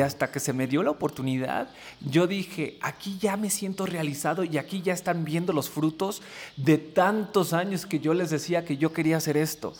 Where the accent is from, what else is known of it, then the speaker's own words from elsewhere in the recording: United States; also born or lived in Tingüindín, Michoacán; yo crecí en los Estados Unidos